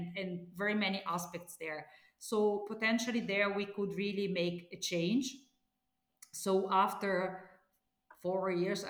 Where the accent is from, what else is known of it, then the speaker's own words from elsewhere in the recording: Italy; I was born and studied in Italy